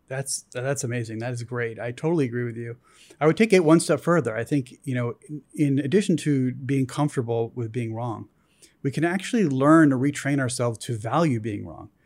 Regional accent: East Coast, United States; moved away; I grew up on the East Coast. I came out here.

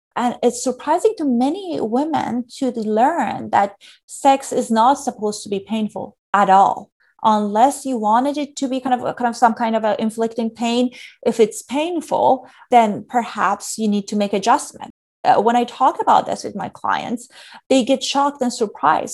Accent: Iran; moved away; I grew up in Iran during a challenging time.

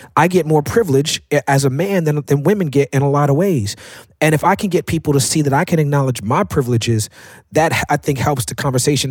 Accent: New York City, New York, United States; I grew up in Park Slope, Brooklyn as a black man

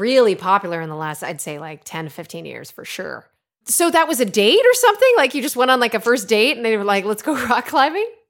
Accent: Connecticut, United States; Growing up in Connecticut, where I'm originally from

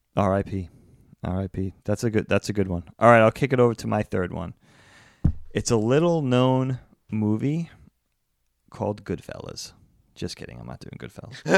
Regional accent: East Coast, United States; growing up on the East Coast

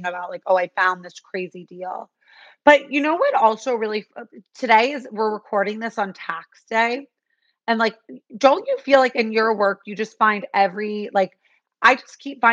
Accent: New York City, New York, United States; grown up in New York

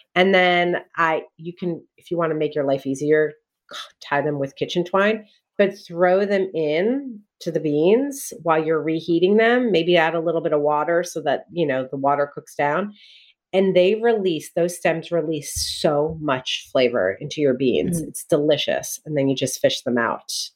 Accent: New Jersey, United States; I grew up in Jersey

